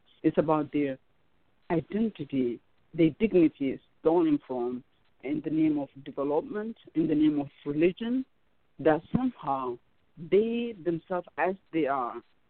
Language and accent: English; United States; also born or lived in Ethiopia; I was born in Africa, so I know African culture, but I kind of grew up here, so I'm like truly confused, and I'm the in between. I feel like I don't belong in America, and I don't belong in Africa either.